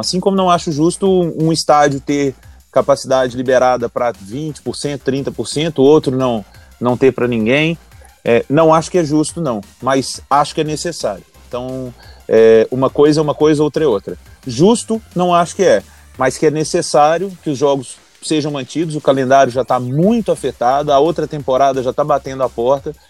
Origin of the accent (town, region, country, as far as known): Brazil